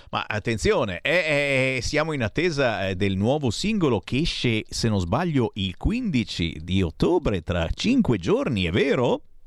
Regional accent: Monza, Lombardy, Italy; moved away; sono nato a Monza, ho oh. vissuto a Monza, che eh. zona? Io abitavo zona San Fruttuoso

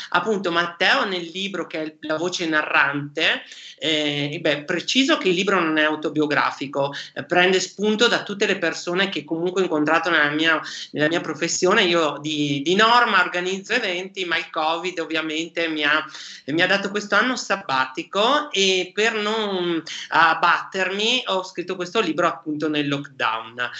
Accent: Vicenza, Veneto, Italy; io sono un vicentino d'origine

